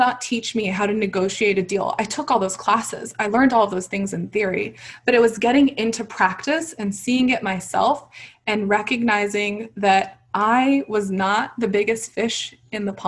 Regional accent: Texas, United States; a Muslim hijabi woman with a lot of opinions and a big personality growing up in Texas

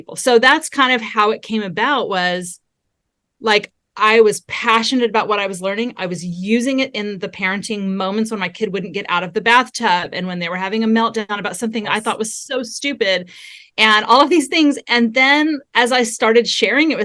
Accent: Southern California, United States; also born or lived in Texas; I was raised in Southern California, and I'm a California girl through and through

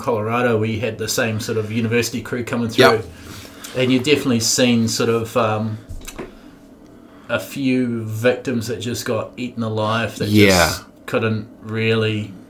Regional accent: Dunedin, Otago, New Zealand; I'm from Dunedin, where it's, you know, obviously university town.

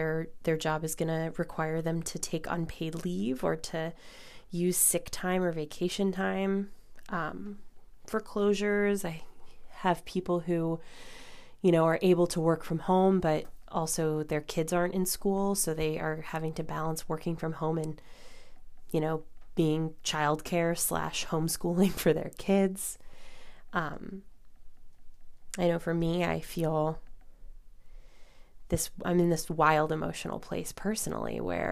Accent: Illinois, United States; now in New York, United States; my home state of Illinois

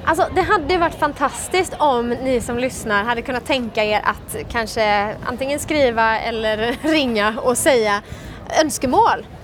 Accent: Sweden; jeg er jo fra Sverige

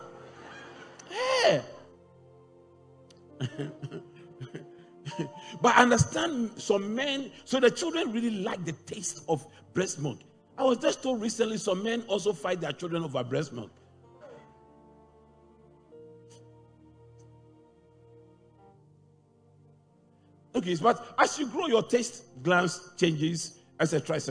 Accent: Kumasi, Ashanti, Ghana; moved away; when I was growing up in Kumasi, when I was a little child

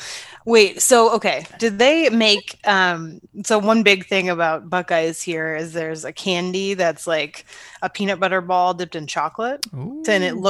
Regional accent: Ohio, United States; The state tree of Ohio, the state I'm from.

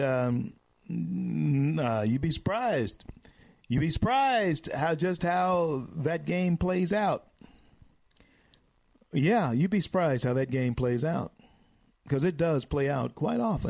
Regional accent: Louisiana, United States; moved away as an adult; still in my home state of Louisiana

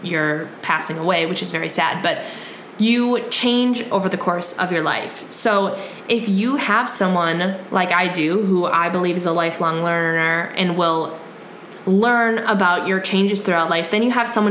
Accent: Wisconsin, United States; we're from Wisconsin

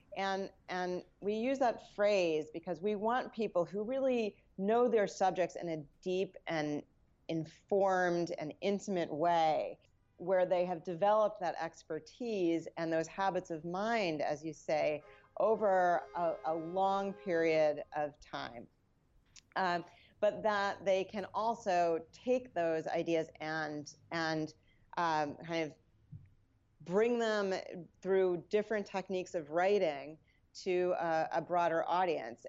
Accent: New York, United States; also born or lived in New Jersey / Westchester; I grew up around New York. Uh, I was born in New Jersey, and, uh, I went to school in the Bronx

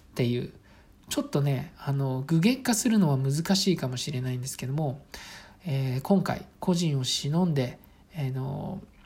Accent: Saitama, Japan; ちなみに私は埼玉県の、あの、まあ、本当に、えっ、ー、と、田舎町の出身です

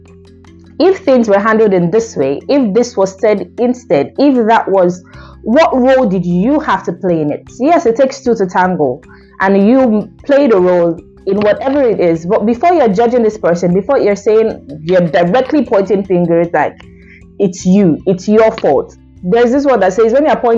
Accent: Nigeria; as a Nigerian that I am

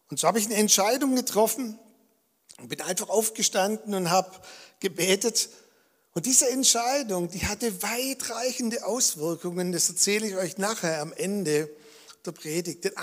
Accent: Balingen, Baden-Württemberg, Germany; born there; Und er war auch in Balingen in der Gemeinde, wo ich geboren bin. Und ich war eigentlich schon als Kind immer im Gottesdienst.

